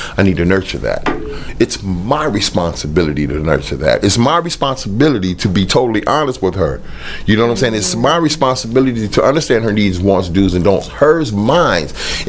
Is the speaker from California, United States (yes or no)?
yes; Los Angeles, California, United States; I'm from South Central Los Angeles.